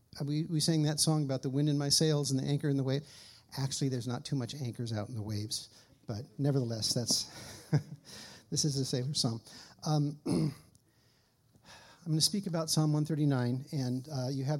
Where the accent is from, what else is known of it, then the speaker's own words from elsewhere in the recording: California, United States; I grew up in the California public school system